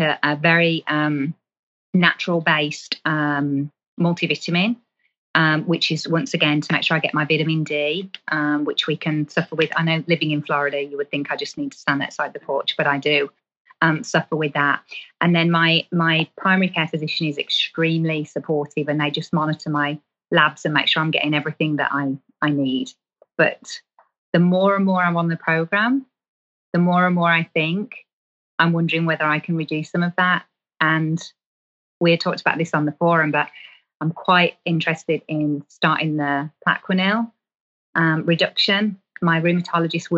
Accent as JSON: {"language": "English", "region": "England", "country": "United Kingdom", "said": "I'm from England"}